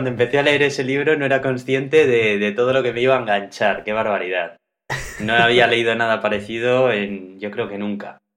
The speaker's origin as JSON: {"language": "Spanish", "town": "Bilbao", "region": "Basque Country", "country": "Spain"}